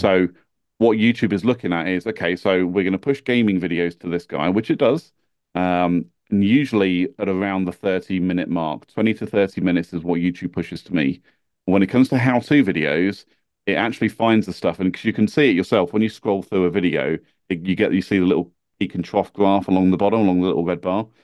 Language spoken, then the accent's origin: English; United Kingdom; accent: British; being British